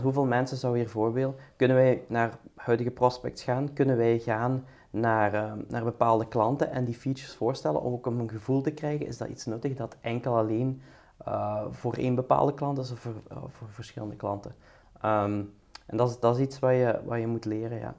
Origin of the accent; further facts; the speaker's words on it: Belgium; also born or lived in United States; zijn wij als Belgen